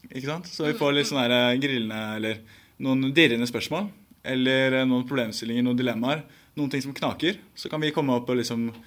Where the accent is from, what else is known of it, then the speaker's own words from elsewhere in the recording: Bærum, Akershus, Norway; Så jeg kommer fra Bærum. Et lite sted som heter Bekkstua